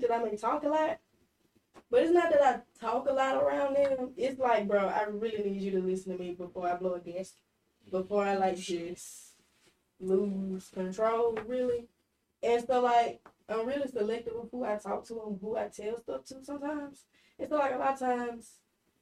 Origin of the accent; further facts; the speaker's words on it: Meridian, Mississippi, United States; moved away as an adult; So, I'm from Meridian